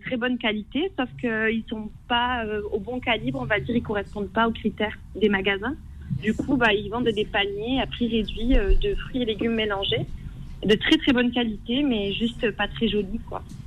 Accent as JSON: {"language": "French", "town": "Toulouse", "region": "Occitania", "country": "France", "said": "je suis de Toulouse"}